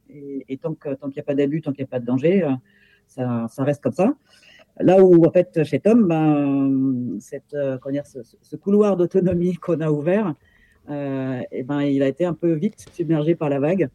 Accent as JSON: {"language": "French", "area": "Paris region", "region": "Île-de-France", "country": "France", "tie": "born or raised there", "said": "J'habite en région parisienne, euh, où je suis née d'ailleurs, mais née en tant qu'Allemande"}